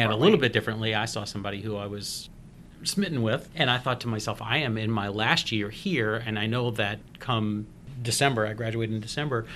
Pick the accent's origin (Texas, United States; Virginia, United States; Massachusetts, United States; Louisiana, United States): Louisiana, United States; New Orleans; moved away as an adult; I'm born and raised in New Orleans, Louisiana, lived in New Orleans for my entire life until I met Beth, and that's the first time I had moved away